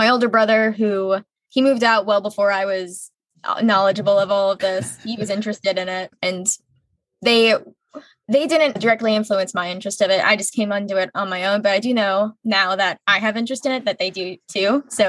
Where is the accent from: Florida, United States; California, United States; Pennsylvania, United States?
Florida, United States; St. Petersburg; I just graduated from Northeast High School in St. Petersburg, Florida, in the lovely Sunshine State.